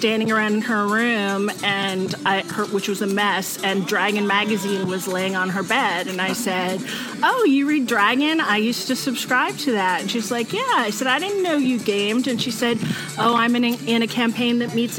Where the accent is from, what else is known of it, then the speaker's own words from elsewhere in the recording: Williamsburg, United States; I'm from Williamsburg